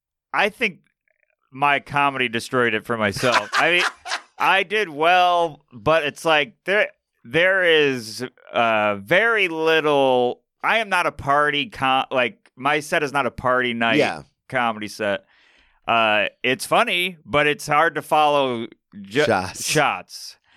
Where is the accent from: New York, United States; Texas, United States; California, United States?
New York, United States; Syracuse; now in New York City, United States; I'm from Syracuse, New York, which is upstate New York, center of the state. It's 2 hours from everywhere. I grew up there, started there, moved to New York City around 2017.